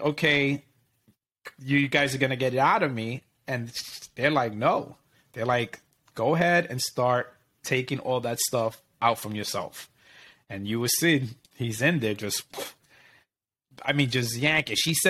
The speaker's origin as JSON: {"language": "English", "region": "New York", "country": "United States", "tie": "born or raised there", "said": "my parents are from Puerto Rico, but you know, I grew up in New York"}